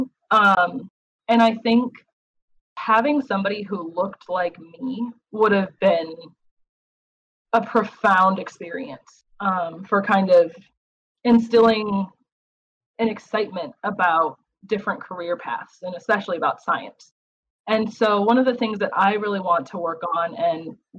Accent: Wisconsin, United States; I grew up in Wisconsin.

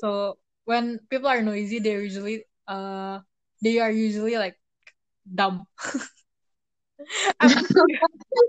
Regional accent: Indonesia; first language Indonesian; my mother tongue, which is Indonesian, is less important than Chinese. I like that because I am still an Indonesian after all

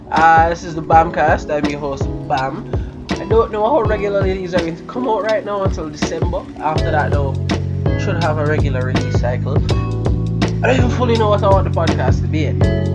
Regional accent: Jamaica; We're from Jamaica

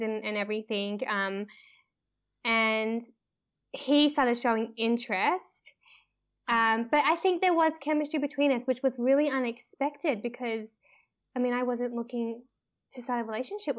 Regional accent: Melbourne, Victoria, Australia; moved away as an adult; now in Uganda; I'm from Australia, from Melbourne, so right down below. I was born there, but my background, both my parents are Malaysian Chinese

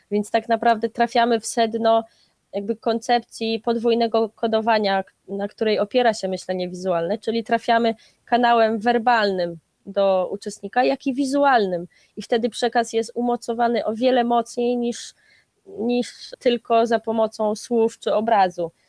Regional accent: Gdańsk, Pomeranian Voivodeship, Poland

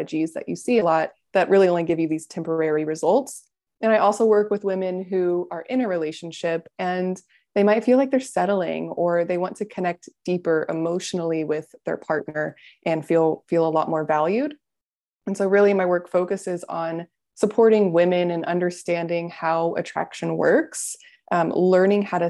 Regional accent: Florida, United States; I'm from Florida

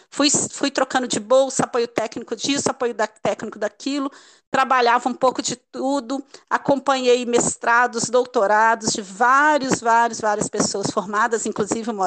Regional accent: Minas Gerais, Brazil; eu sou mineira, né? Ao longo do podcast todo mundo vai ver esse sotaque, então vai entender muito bem.

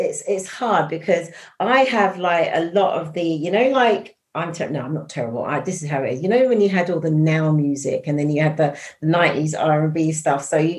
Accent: East London, London, United Kingdom; born there; because I'm an East London, I was born in East London, although not raised, but I loved E17, incredible.

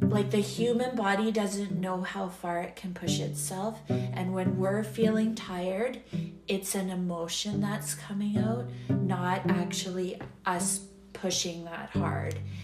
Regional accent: Yellowknife, Northwest Territories, Canada; I grew up in Yellowknife

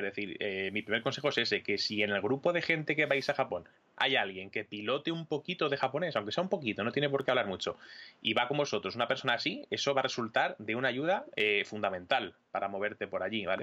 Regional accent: Madrid, Community of Madrid, Spain; yo eh, soy madrileño

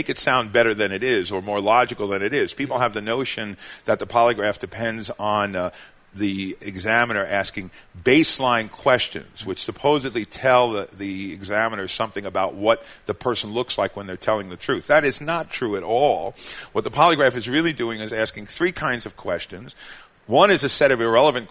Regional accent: New York City, New York, United States; I was born in Brooklyn

